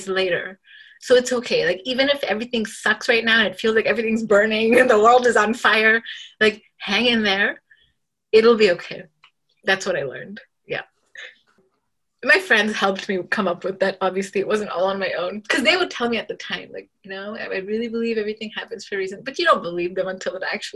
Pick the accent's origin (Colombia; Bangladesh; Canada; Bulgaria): Bangladesh; Dhaka, Dhaka Division; moved away; I was born in Dhaka, Bangladesh